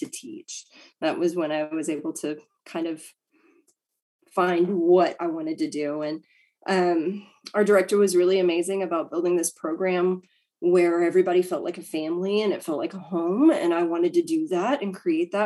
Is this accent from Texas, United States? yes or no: yes; Brownwood, Texas, United States; also born or lived in San Angelo, Texas; I grew up in Brownwood. I went to high school in Brownwood. We moved there right out of, I guess, I was eighth grade and we moved to Brownwood.